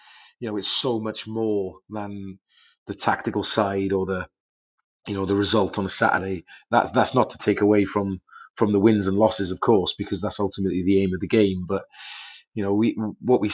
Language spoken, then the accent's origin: English; Wales, United Kingdom; moved away; my home country in Wales